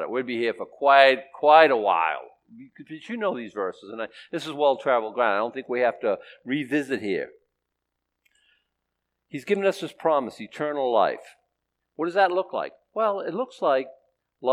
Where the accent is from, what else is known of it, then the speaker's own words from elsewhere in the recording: Boston, Massachusetts, United States; I was born in Boston, Massachusetts, by people who were born in Boston, Massachusetts